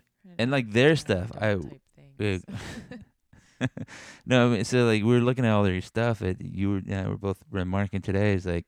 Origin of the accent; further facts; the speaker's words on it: Texas, United States; now in Missouri, United States; We're like from Texas, and they're like, wow, tell me more about Texas.